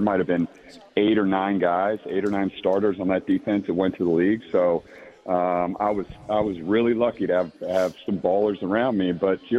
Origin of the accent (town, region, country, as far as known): Maryland, United States; born or raised there